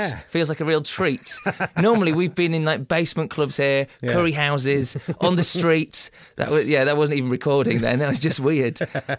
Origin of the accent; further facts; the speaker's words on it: Beverley, Yorkshire and the Humber, United Kingdom; I'm a Beverley man